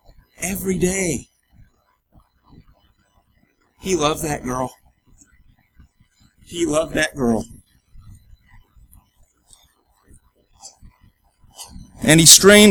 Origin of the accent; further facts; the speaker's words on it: United States; We're an American